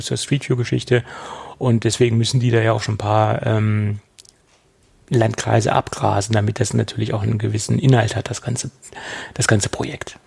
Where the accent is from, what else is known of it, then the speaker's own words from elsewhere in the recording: Germany; also born or lived in Lower Saxony; bei uns in Deutschland